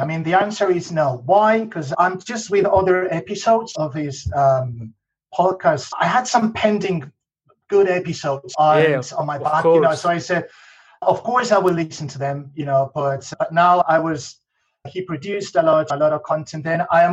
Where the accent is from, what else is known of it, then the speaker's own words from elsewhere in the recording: Madrid, Community of Madrid, Spain; English is a second language; also born or lived in Scotland / Northern Ireland; I'm Spanish. I'm from Spain, from Madrid, actually.